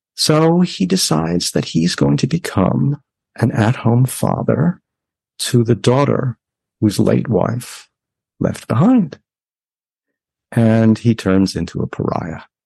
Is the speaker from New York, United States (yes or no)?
no; Washington, United States; my home state, Washington